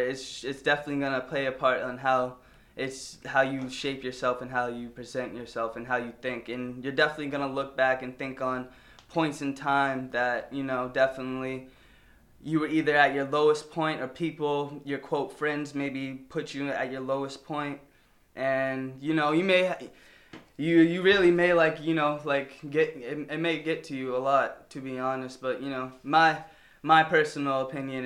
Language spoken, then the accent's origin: English; Marlborough, Massachusetts, United States; moved away as an adult; I grew up in Marlboro my whole life.